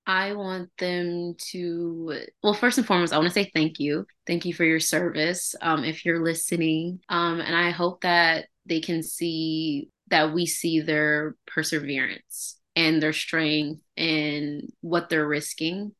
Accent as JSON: {"language": "English", "region": "Alabama", "country": "United States", "also_born_or_lived": "Mississippi", "moved": "as an adult", "lives_now": "California, United States", "said": "I'm originally from the South, um, Alabama"}